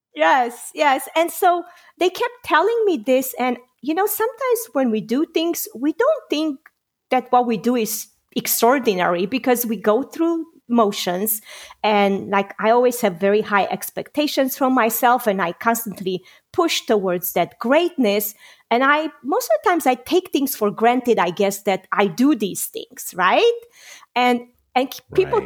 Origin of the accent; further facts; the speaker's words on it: Romania; moved away; I got to fight in the Romanian revolution together with my father at the age of 16.